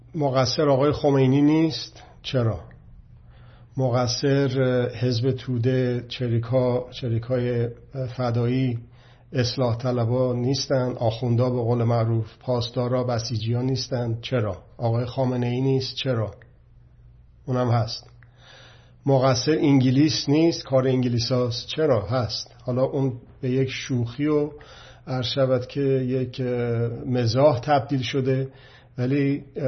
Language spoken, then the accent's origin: Persian; Iran